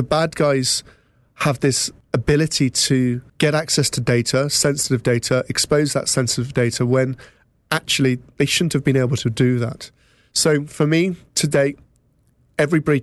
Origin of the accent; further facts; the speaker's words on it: England, United Kingdom; now in North Somerset, United Kingdom; as you may have gathered from my accent, I'm from England.